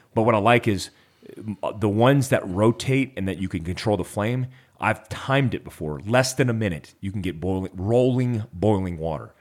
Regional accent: Florida, United States; I grew up in Florida

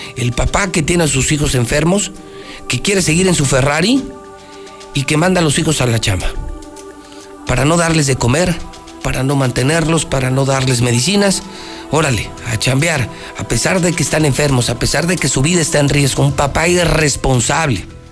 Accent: Aguascalientes, Mexico

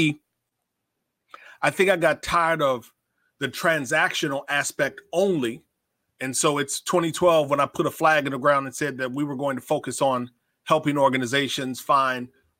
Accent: Davenport, Iowa, United States; I grew up in Davenport, Iowa, so like I absolutely know what it's like to deal with a Midwest winter

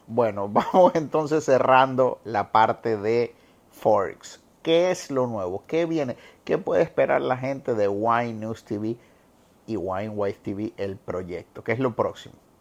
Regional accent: Guayaquil, Guayas, Ecuador; now in Puerto Rico; me llevó a mi infancia en Guayaquil, ya a esta altura el que no sabe que yo nací en Ecuador, pero que me considero ecuatorriqueño

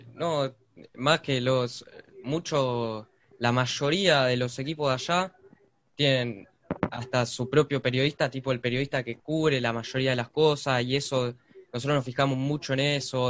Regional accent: Argentina; nosotros somos de Argentina

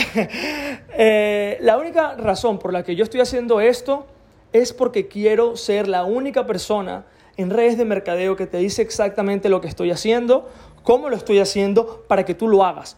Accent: Venezuela; soy de Venezuela

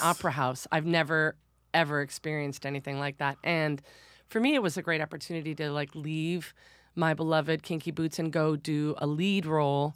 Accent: Detroit, Michigan, United States; moved away as an adult; now in New York City, United States; I'm from Detroit

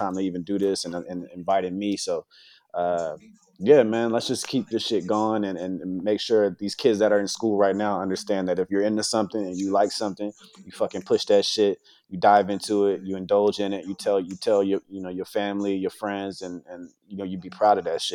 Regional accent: United States; growing up in America and being black

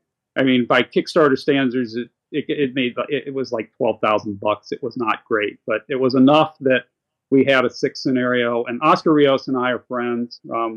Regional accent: Anchorage, Alaska, United States; moved away as an adult; now in Cleveland, United States; I'm 58. I live in Cleveland, Ohio. I'm originally from Anchorage, Alaska.

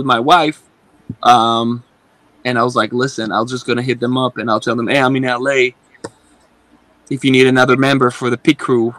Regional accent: Israel; now in United States; I'm originally from Israel

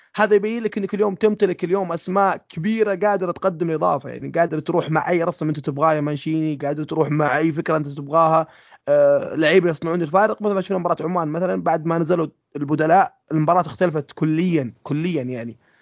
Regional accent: Saudi Arabia; إحنا السعودية

